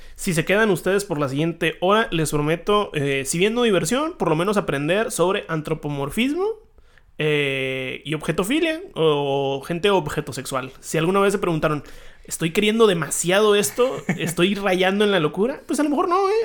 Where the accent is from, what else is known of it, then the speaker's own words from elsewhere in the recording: Hermosillo, Sonora, Mexico; now in Tijuana, Mexico; yo nací en Hermosillo, Sonora. Y luego dije, vamos vámonos todavía más al norte, ¿no? Vámonos a Tijuana